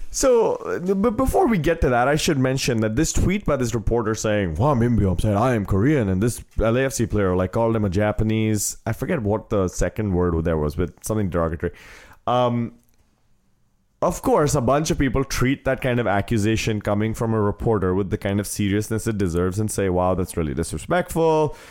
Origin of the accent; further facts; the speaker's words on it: India; now in United States; I've technically stopped being an Indian citizen the second I took the oath to be a U S citizen